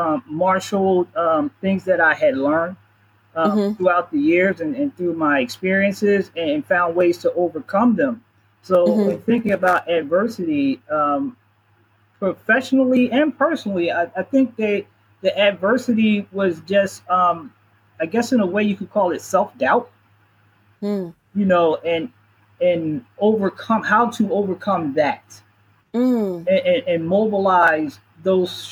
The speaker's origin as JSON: {"language": "English", "town": "Philadelphia", "region": "Pennsylvania", "country": "United States", "tie": "born or raised there", "said": "I'm born and raised in Philadelphia, so I'm strongly connected here"}